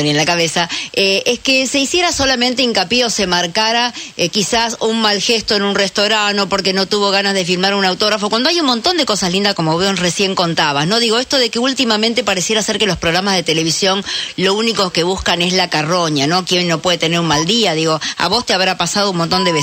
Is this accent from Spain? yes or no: no; Argentina; ¿usted de qué nacionalidad es? Le digo, soy argentino.